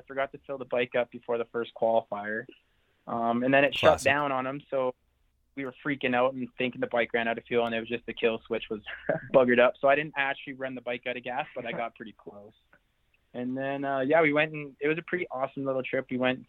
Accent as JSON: {"language": "English", "region": "Alberta", "country": "Canada", "tie": "born or raised there", "said": "growing up in Alberta, we always had some pretty cool hills right near close to us."}